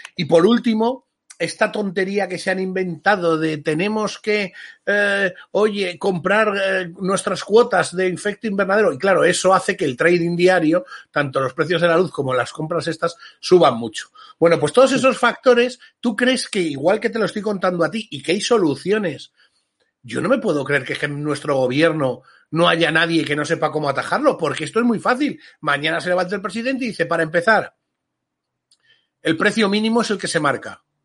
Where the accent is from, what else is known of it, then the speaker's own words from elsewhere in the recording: Spain; somos españoles